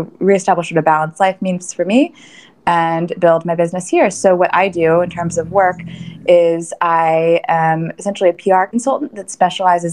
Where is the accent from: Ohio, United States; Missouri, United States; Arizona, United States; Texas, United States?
Missouri, United States; Kansas City; moved away as an adult; also born or lived in New York City; I grew up in Kansas City, and I was here for, again, all of my childhood, lived in the same house